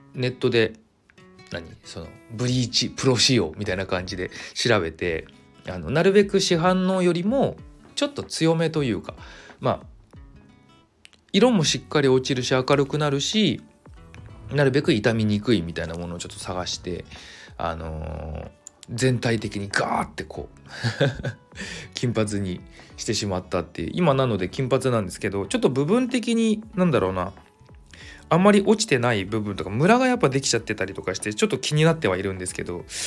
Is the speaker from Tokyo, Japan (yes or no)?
no; Kawagoe, Saitama, Japan; 地元が埼玉の川越なんですよ。